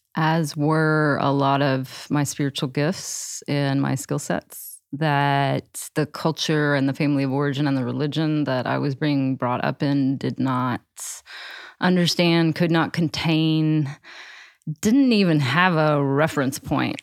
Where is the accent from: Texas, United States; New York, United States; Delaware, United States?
Texas, United States; I grew up in Texas.